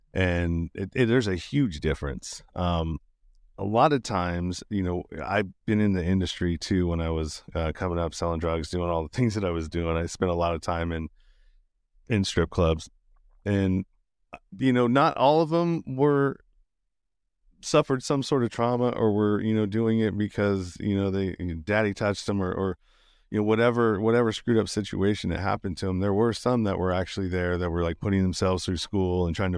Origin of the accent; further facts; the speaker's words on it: Sacramento, California, United States; now in Las Vegas, United States; when I came from Sacramento, California, Northern California, before I moved to Vegas